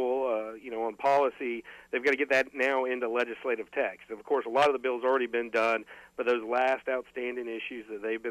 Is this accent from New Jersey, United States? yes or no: no; Florida, United States; growing up in Florida